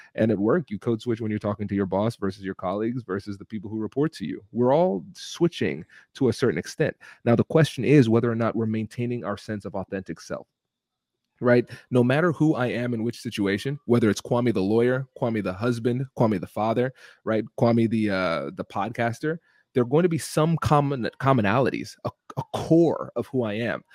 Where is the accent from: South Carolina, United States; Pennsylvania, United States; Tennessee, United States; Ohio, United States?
Ohio, United States; Tiffin; accent: Caribbean; I'm a first generation Caribbean American. I grew up in Tiffin, Ohio, which is a small Midwestern town